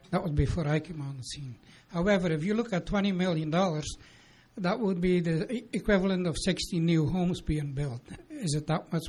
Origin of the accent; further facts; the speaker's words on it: Picture Butte, Alberta, Canada; as I'm from Picture Butte